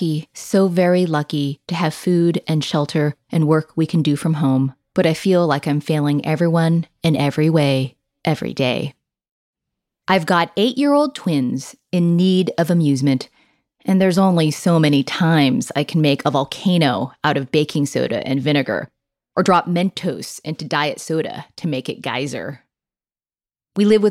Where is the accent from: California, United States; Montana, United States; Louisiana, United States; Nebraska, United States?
California, United States; I grew up here in California, learning in elementary school